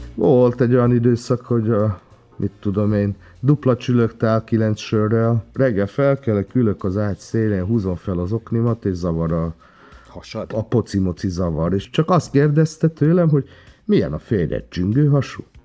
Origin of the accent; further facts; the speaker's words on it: Transcarpathia, Zakarpattia Oblast, Ukraine; moved away as an adult; now in Hungary; mivel Kárpátodán születtem, magyar vagyok, de meg ukrán is